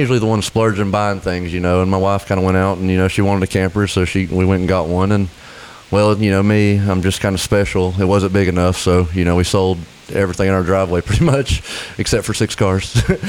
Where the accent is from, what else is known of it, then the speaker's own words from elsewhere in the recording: Haywood County, North Carolina, United States; I grew up in Haywood County, old paper town. Been there all my life. We grew up on Old Asheville Highway.